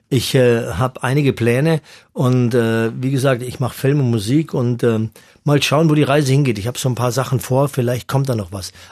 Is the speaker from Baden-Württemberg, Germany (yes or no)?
yes; Baden-Württemberg, Germany; ich bin im Gefängnis aufgewachsen aufgewachsen am Bodensee äh, in einem alten Gefängnis